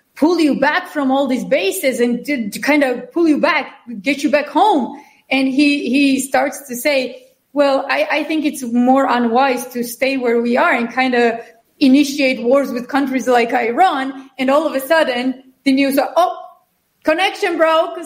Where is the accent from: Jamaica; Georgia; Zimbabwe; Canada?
Georgia; now in United States; I'm from Georgia, even though I'm, a, I'm American citizen. I'm a double citizen.